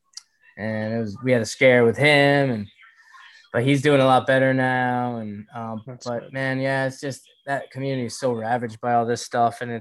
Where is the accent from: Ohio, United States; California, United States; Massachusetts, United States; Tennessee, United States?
Massachusetts, United States; Winchendon; also born or lived in Worcester / Leominster; I'm from North Central Mass